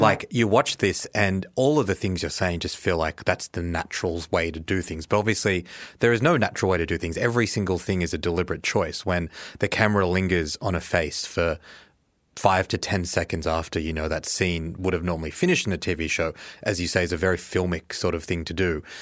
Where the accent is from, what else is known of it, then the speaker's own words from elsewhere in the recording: Australia; as an Australian